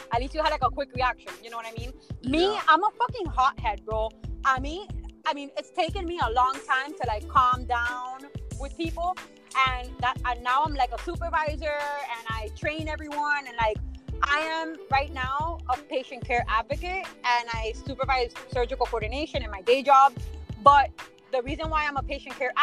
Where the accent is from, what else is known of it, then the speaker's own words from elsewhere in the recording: Miami, Florida, United States; also born or lived in Buffalo, New York; I had an accent. I wasn't aware of my accent until people started pointing it out. You know, it was my first time away from Miami